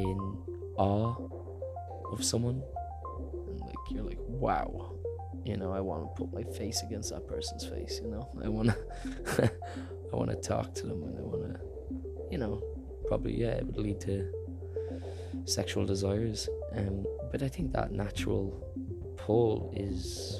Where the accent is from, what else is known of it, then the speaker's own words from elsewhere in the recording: Ireland; I'm Irish